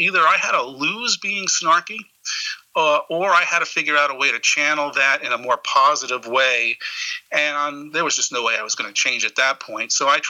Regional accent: Spring Valley, New York, United States; Spring Valley, New York.

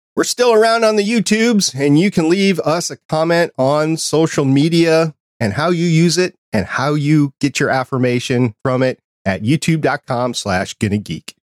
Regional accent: New York City, New York, United States; moved away; I was born in New York City. I haven't lived there for quite some time

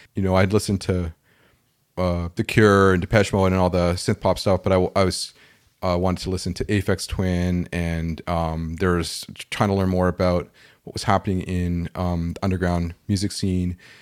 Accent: Toronto, Ontario, Canada; I grew up in Toronto

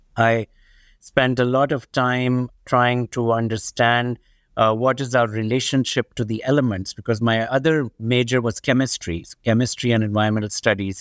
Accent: Pakistan; moved away as an adult; now in United States; I grew up in Pakistan, in a developing country

